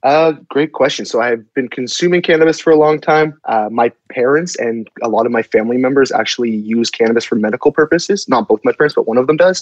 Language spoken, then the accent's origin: English; Toronto, Ontario, Canada; I grew up in the Toronto area